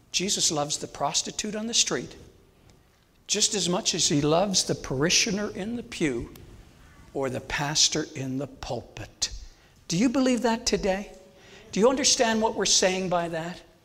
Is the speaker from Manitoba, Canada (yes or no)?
no; St. John's, Newfoundland and Labrador, Canada; moved away; also born or lived in Langley; I'm originally from St. John's, Newfoundland, the most easterly point in all of North America